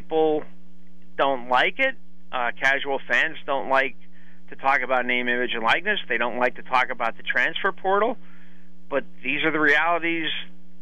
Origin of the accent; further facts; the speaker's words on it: Hazleton, Pennsylvania, United States; I'm from Hazleton, which is about a stone's throw away from Hanoi City.